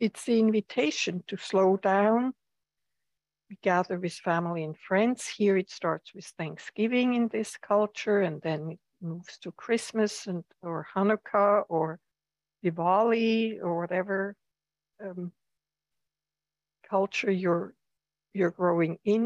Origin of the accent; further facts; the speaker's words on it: Switzerland; now in United States; I come from Switzerland, where the seasons are very pronounced, or have been very pronounced